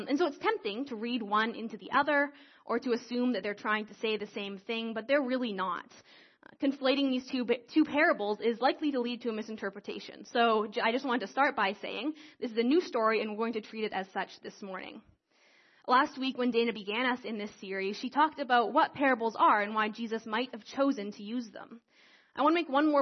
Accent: Creston, British Columbia, Canada; moved away as an adult; now in Calgary, Canada; I grew up in Creston, and I grew up in this church

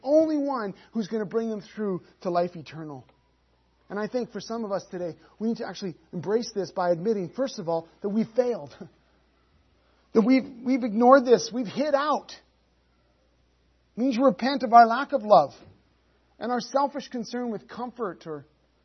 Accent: Canada; We're Canadian

